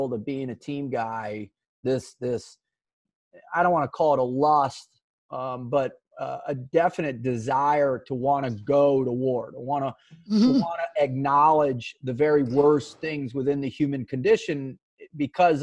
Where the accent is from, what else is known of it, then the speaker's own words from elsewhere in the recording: South Florida, United States; I grew up in South Florida